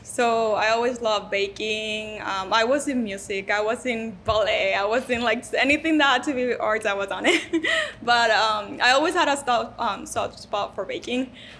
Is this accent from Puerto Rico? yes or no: yes; Puerto Rico; moved away as an adult; now in United States; I came from Puerto Rico when I was 19, and I married to a Mexican